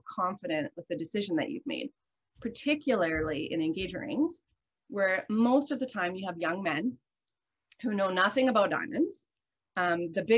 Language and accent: English; the Canadian Prairies, Canada; I'm from Canada, I'm from the prairies. I'm raised in an environment of like salt of the earth people